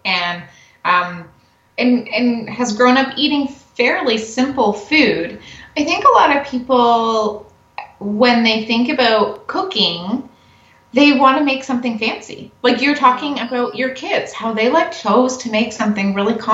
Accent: Canada; we're Canadian

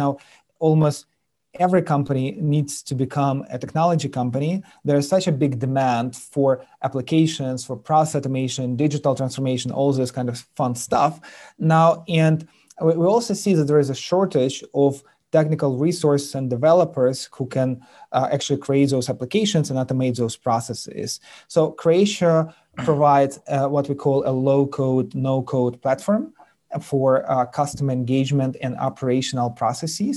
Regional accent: Ukraine; English is a second language; moved away as an adult; also born or lived in United Kingdom; now in United States; I'm born and raised in Eastern Europe and Ukraine

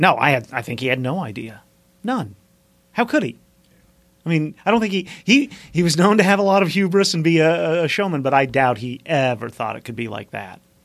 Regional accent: Mountain Home, Arkansas, United States; accent: southern; I grew up in the South

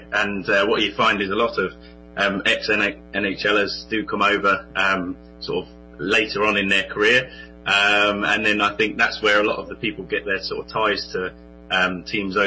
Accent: Portsmouth, South East England, United Kingdom; I'm from England, in Portsmouth

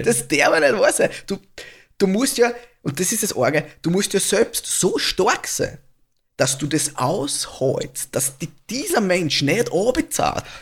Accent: Austria; bei uns in Österreich

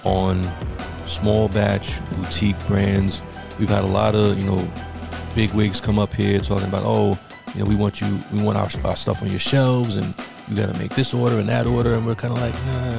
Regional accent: New York area, United States; growing up in the New York area

